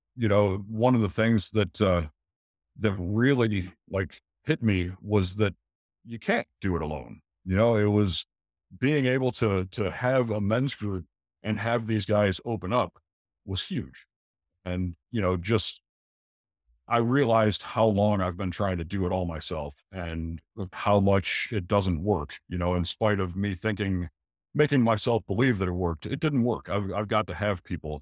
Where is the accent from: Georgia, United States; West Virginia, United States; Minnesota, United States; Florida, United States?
Florida, United States; St. Petersburg; moved away as an adult; also born or lived in Michigan; now in Gray Court, United States; I grew up in Saint Petersburg, which is Tampa Bay area